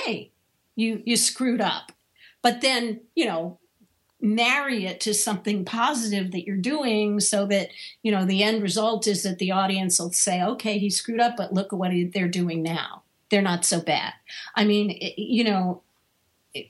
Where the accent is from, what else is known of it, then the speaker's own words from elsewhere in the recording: Washington, District of Columbia, United States; moved away as an adult; also born or lived in Chicago; I moved from Washington, D.C., where I had grown up and was working, to Chicago